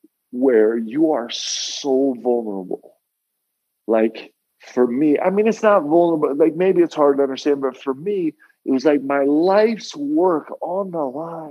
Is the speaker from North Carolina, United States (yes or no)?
no; New York, United States; I grew up in New York, okay? Like, I would take the train to the city with my dad to spend the day with him at work.